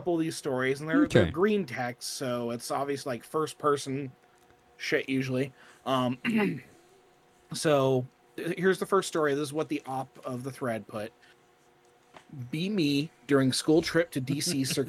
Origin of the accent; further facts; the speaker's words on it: Kentucky, United States; which I could also do camping in my home state of Kentucky.